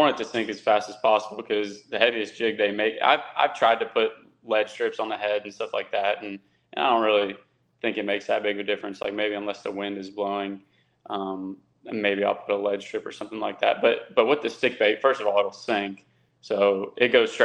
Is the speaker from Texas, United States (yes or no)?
yes; Texas, United States; I'm from Texas